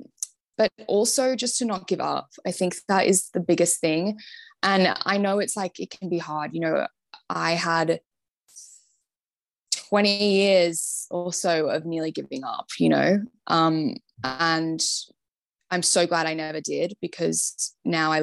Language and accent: English; Sydney, New South Wales, Australia; moved away as an adult; now in London, United Kingdom; growing up in Sydney